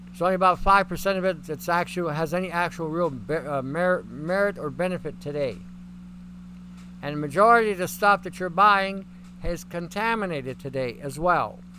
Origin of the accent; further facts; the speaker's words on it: Canada; and I'm Canadian.